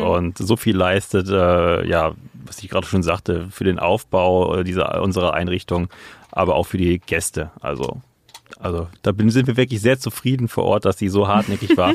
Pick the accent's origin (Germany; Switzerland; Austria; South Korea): Germany; Oberbergisches Land, North Rhine-Westphalia; ich komm vor, ähm, aus dem oberbergischen Land. Ähm, genau, aus einer kleinen Gemeinde. Ich komme vom Dorf